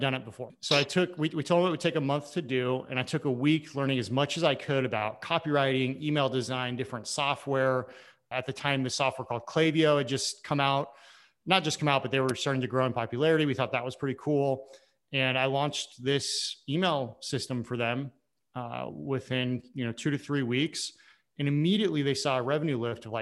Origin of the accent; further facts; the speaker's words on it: Oregon, United States; I'm from Oregon originally